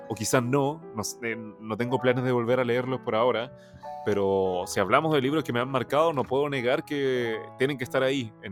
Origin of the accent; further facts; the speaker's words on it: Maipú, Santiago Metropolitan Region, Chile; Sí, yo soy de Maipú, soy de Maipú.